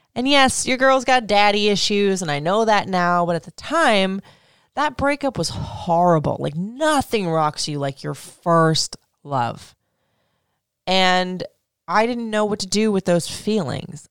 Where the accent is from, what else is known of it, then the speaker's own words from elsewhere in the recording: Florida, United States; moved away as an adult; also born or lived in Michigan; I grew up in Florida